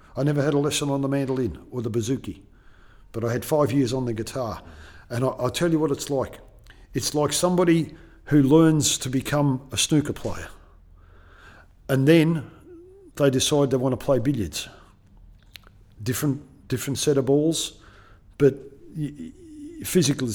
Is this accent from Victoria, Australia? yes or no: yes; Melbourne, Victoria, Australia; I'm from Melbourne